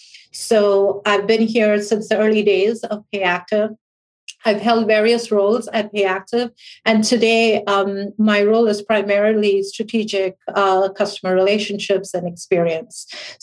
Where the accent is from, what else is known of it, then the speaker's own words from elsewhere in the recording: New York, United States; I spent about 20 years on Wall Street as a hedge fund analyst from New York. So within my heart, I am a New Yorker.